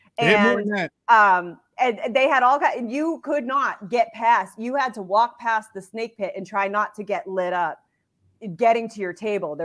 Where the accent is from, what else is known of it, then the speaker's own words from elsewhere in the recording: the North, United States; I'm from the North